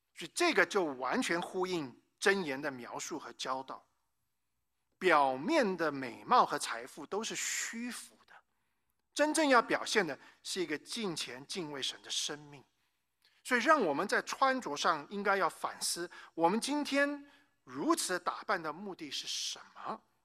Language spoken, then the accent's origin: Chinese; Taiwan; moved away; also born or lived in United States / North Carolina; 我呢，是生在美国，但是在台湾长大的这个华人